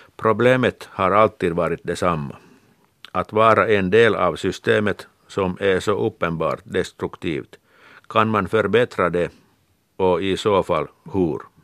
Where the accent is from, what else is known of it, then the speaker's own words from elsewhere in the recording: Kirkkonummi, Uusimaa, Finland; Jag har vuxit upp vid Finska vikens kust i Kyrkslätt